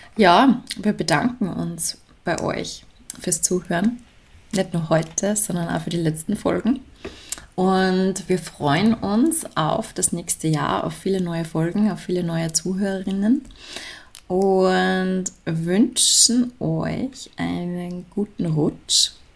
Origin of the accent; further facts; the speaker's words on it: Salzburg, Austria; bei uns in Salzburg